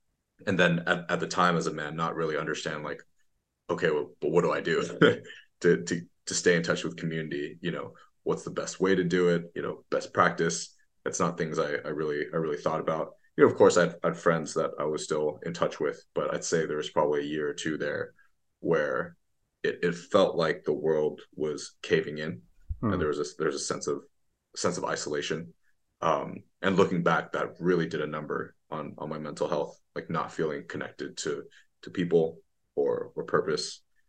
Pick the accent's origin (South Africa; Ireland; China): China; Beijing; also born or lived in Bay Area, United States; because I was born in the Bay Area. When I was six, I moved back to China. So between 6 to 18, I actually went to school in Beijing.